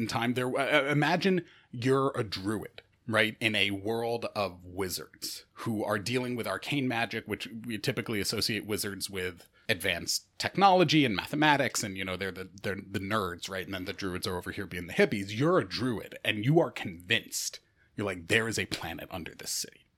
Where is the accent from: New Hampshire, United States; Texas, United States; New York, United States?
New York, United States; Rochester; I'm from Rochester, New York.